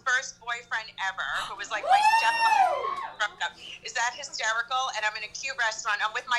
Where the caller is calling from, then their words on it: Ocala, Florida, United States; I wish I was there. I'm dialing in from Ocala, Florida.